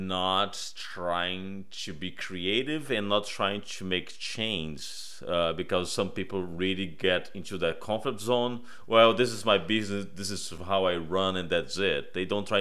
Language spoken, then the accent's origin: English; Brazil; moved away; I'm originally from Brazil